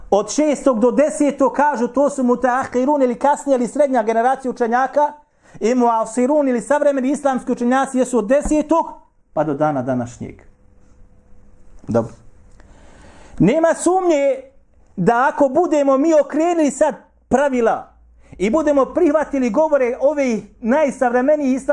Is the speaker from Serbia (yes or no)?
no; Bosnia & Herzegovina